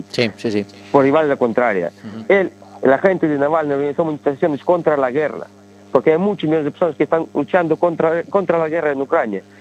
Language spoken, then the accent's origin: Spanish; A Coruña, Galicia, Spain; also born or lived in Ukraine; quiero volver a mi tierra, a mi tierra coruñesa.